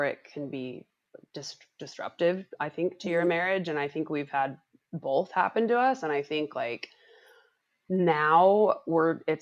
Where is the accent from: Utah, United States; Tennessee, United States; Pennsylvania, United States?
Utah, United States; moved away as an adult; now in Los Angeles, United States; I'm from Utah, went to school there and I worked at a small agency there when I got done with school